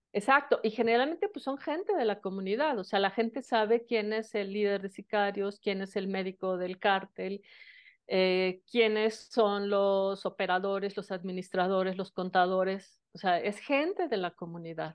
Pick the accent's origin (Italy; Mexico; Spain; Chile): Mexico; Mexico City; yo soy originaria de la Ciudad de México